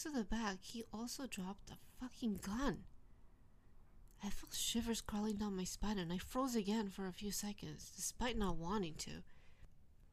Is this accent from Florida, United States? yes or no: no; New Jersey, United States; now in Tokyo, Japan; my hometown in New Jersey